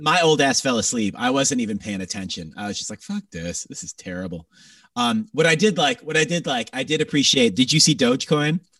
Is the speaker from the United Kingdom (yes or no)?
no; Greater Toronto Area, Ontario, Canada; moved away; my hometown has been in lockdown still